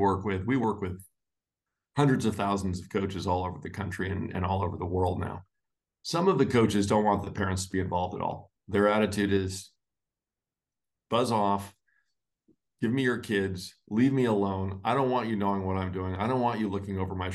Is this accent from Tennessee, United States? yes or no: no; Los Angeles, California, United States; I grew up in Los Angeles